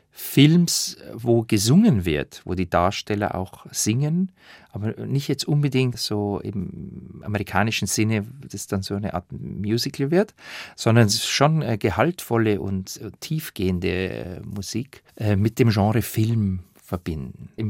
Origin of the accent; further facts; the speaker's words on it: Bavaria, Germany; bekommt man ja nur einmal im Leben, dass man mit einem Schrammelquartett Wiener Lieder einspielen darf als Bayer.